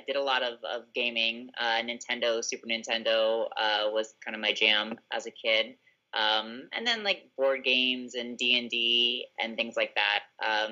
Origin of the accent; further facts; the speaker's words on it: South Florida, United States; I grew up in South Florida.